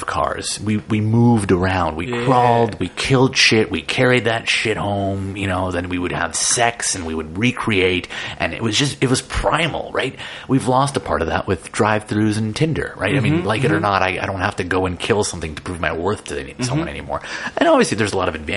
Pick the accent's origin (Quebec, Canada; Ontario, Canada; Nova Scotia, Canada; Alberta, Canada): Ontario, Canada; Toronto; I grew up in Jane and Finch. I grew up in the ghetto.